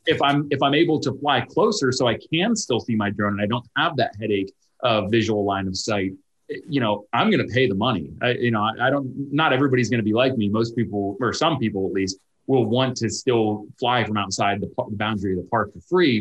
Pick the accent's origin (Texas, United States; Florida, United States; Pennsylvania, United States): Pennsylvania, United States; moved away; So I grew up in an area and I visit my, my hometown quite often uh, where we have a, a state park. It's Little Pine State Park.